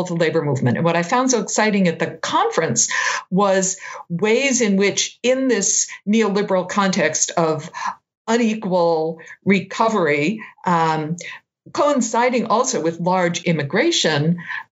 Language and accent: English; Massachusetts, United States; moved away as an adult; also born or lived in California / Maine; now in Boston, United States; I grew up in Massachusetts, but I had lived out in California for 15 years and then in Maine